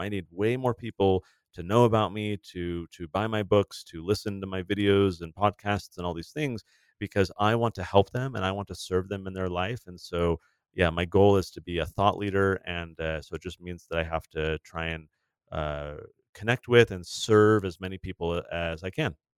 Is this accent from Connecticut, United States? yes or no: no; San Diego, California, United States; I grew up in San Diego